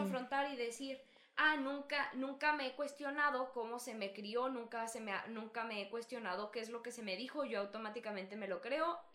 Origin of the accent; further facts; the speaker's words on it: Mexico; somos mexicanos